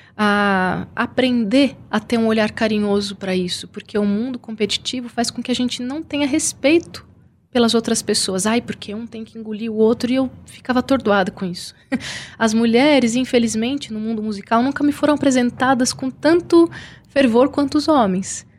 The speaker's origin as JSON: {"language": "Portuguese", "town": "São Bernardo do Campo", "region": "São Paulo", "country": "Brazil", "said": "eu sou de São Bernardo."}